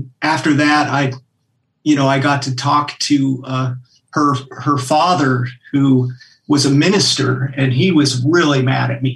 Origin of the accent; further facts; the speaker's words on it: Anchorage, Alaska, United States; moved away as an adult; also born or lived in Golden, Colorado / Southern California; now in Nashville, United States; I grew up in Anchorage, Alaska